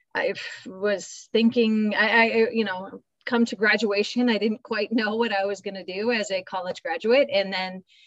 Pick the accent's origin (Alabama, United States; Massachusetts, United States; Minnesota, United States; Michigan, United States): Minnesota, United States; I'm Minnesota, born and raised